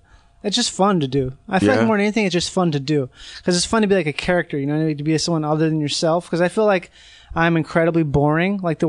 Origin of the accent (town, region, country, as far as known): United States